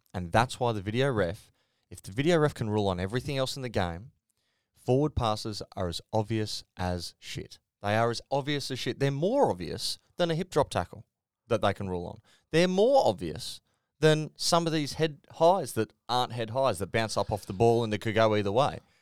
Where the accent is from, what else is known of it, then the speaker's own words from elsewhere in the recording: Queensland, Australia; I'm a Queenslander